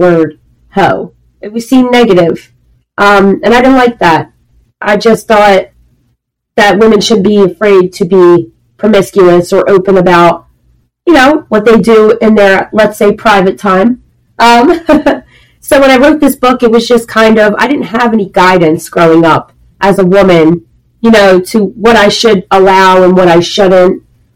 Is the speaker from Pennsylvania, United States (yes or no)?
yes; Philadelphia, Pennsylvania, United States; I'm from Philadelphia.